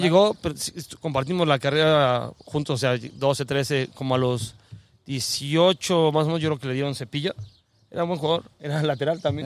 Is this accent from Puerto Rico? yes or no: no; Mexico; accent: chilango; yo nací en México